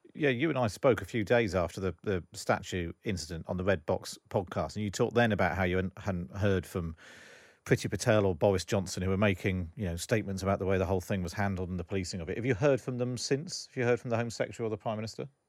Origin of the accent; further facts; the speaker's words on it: Somerset, South West England, United Kingdom; I grew up in Somerset